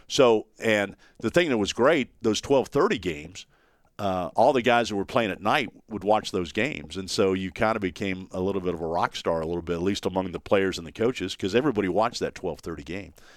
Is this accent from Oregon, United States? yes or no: no; Dayton, Ohio, United States; born or raised there; also born or lived in Dallas, Texas; now in Knoxville, United States